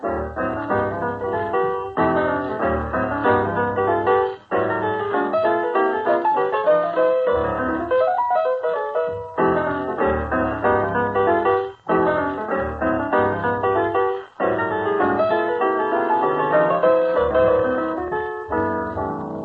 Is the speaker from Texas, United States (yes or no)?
no; Chicago, Illinois, United States; Chicago being my hometown